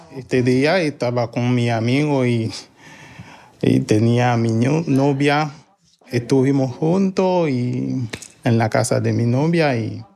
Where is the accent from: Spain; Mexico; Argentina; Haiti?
Haiti; moved away as an adult; also born or lived in Port-au-Prince, Haiti; now in Chile; ya no estoy en mi país